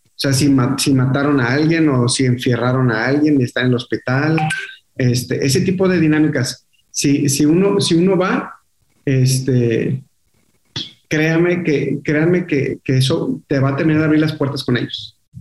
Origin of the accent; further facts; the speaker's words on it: Monterrey, Nuevo León, Mexico; yo nací aquí en Monterrey, te digo, eh, y toda la vida estuve viviendo en, la colonia Mitras Norte